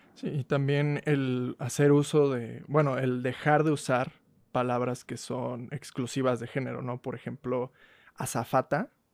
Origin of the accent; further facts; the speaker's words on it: Mexico; como mexicanos hablamos de la patada